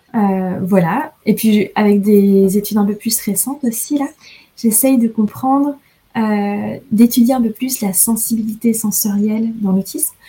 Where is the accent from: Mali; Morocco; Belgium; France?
France; moved away; je suis française